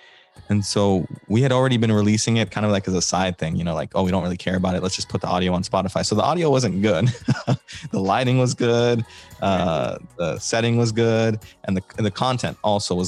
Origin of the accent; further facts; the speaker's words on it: Virginia, United States; I'm from Virginia